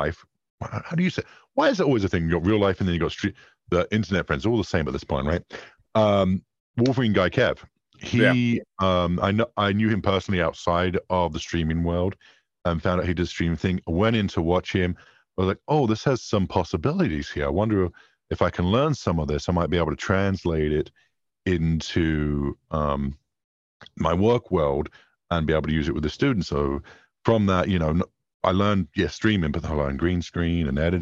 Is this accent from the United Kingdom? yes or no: yes; England, United Kingdom; I'm English